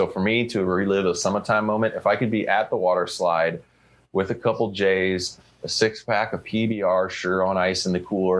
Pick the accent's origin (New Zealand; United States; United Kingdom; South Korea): United States; Colorado; with dreams of eventually working for or owning my own genetics company one day in my home state of Colorado.